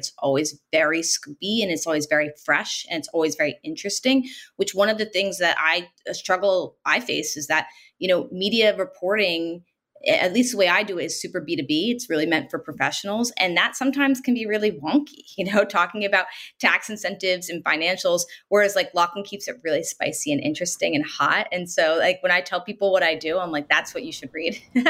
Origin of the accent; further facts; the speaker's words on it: New Jersey, United States; I'm from New Jersey.